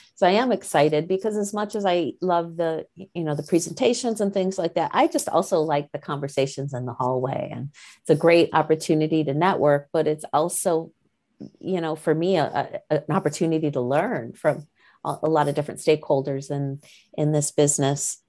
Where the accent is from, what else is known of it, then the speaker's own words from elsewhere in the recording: Michigan, United States; moved away; I'm originally from Michigan